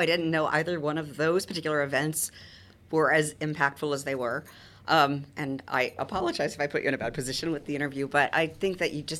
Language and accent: English; Midwest, United States; I mean, growing up in the Midwest is pretty conservative in that respect.